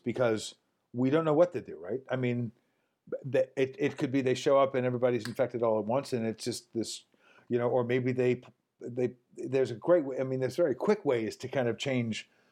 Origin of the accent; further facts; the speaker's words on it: New York City, New York, United States; also born or lived in Hawaii; now in Los Angeles, United States; I grew up in New York City